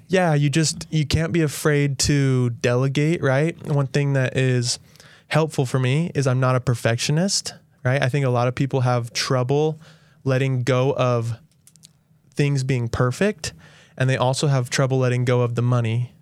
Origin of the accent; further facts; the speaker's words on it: St. George, Utah, United States; I grew up here in Saint George